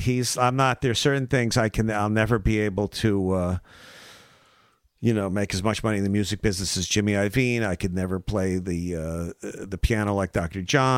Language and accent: English; Iraq; Growing up in Iraq.